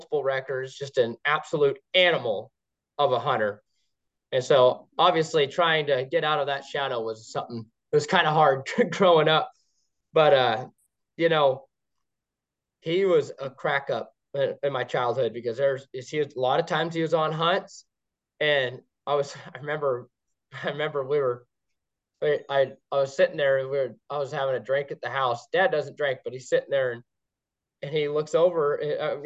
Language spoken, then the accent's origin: English; La Center, Washington, United States; also born or lived in Portland, Oregon; I was born in Portland, Oregon, moved to La Center, Washington. So I live right on that Columbia River corridor